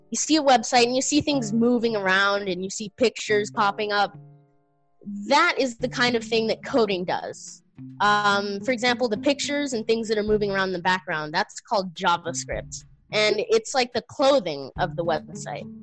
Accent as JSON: {"language": "English", "region": "Illinois", "country": "United States", "tie": "born or raised there"}